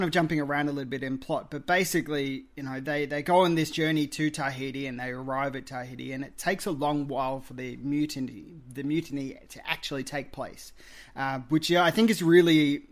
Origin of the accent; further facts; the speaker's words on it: Australia; as an Australian